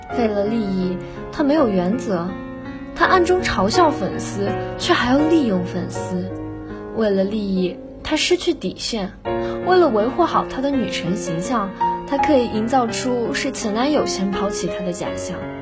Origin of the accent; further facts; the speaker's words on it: Nantong, Jiangsu, China; now in Nanjing, China; 来自江苏南通